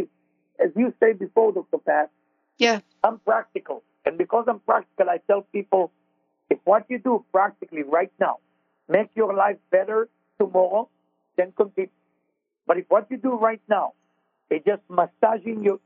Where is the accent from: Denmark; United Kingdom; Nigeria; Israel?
Israel; accent: Israeli; moved away; I'm Israeli with my accent